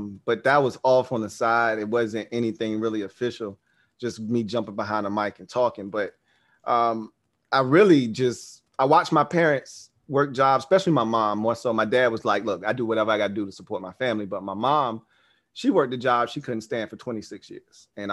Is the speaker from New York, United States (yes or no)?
no; Norfolk, Virginia, United States; also born or lived in Hampton, Virginia; I'm from the Seven Cities. So I'm from Norfolk